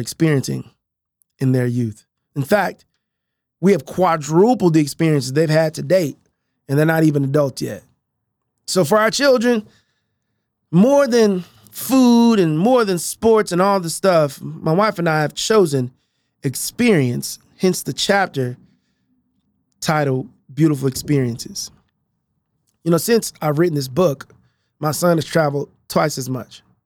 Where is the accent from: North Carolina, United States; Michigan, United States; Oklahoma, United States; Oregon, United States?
Oklahoma, United States; Tulsa; now in Oklahoma City, United States; I grew up in North Tulsa